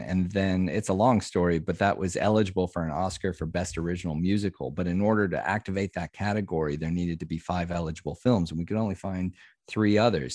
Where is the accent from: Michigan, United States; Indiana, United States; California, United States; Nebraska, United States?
Nebraska, United States; Omaha; moved away as an adult; also born or lived in Wisconsin / St. Louis / Washington, D.C.; I was born in Wisconsin, but pretty much grew up in Nebraska and Omaha